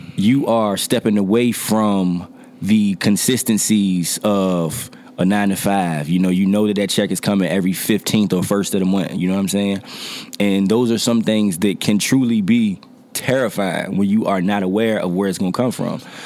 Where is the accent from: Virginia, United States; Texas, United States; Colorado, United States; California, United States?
Virginia, United States; Norfolk; I am from Norfolk, Virginia. Uh, neighborhood wise, I'm from Poplar Halls.